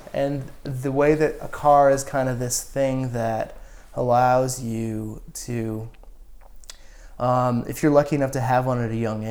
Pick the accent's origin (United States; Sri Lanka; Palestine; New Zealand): United States; Washington; 70 miles south of Spokane, Washington, yeah.